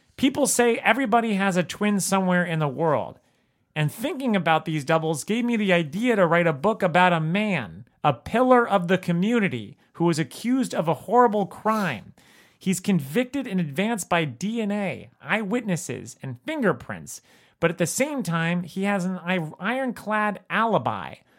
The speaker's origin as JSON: {"language": "English", "region": "South Florida", "country": "United States", "tie": "born or raised there", "said": "I grew up in South Florida"}